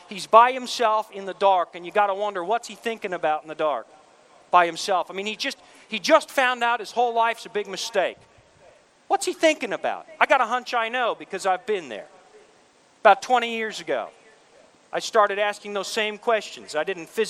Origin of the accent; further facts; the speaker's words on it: Canada; I'm Canadian.